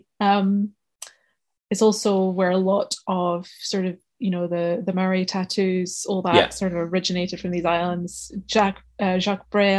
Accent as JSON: {"language": "English", "region": "Scotland", "country": "United Kingdom", "tie": "born or raised there", "moved": "yes", "lives_now": "Kent, United Kingdom", "said": "I don't grew up hugely rich as a Scottish, you know, young Scottish girl"}